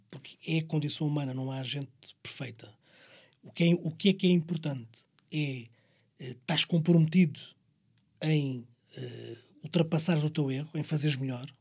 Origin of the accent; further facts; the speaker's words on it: Barreiro, Setúbal, Portugal; nós somos do Barreiro